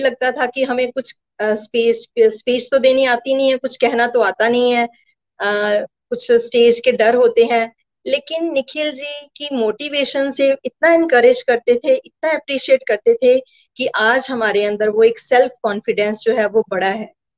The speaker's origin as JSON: {"language": "Hindi", "town": "Gurdaspur", "region": "Punjab", "country": "India", "tie": "born or raised there", "lives_now": "Pathankot, India", "said": "मेरा जन्म गुरदासपुर में हुआ"}